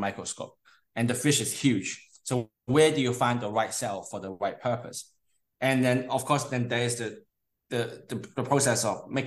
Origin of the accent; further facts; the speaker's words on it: Hong Kong; moved away; also born or lived in United Kingdom / Canada; I'm from Hong Kong originally. Mm-hmm. I grew up studying partly in Hong Kong and partly in the UK and partly in Canada.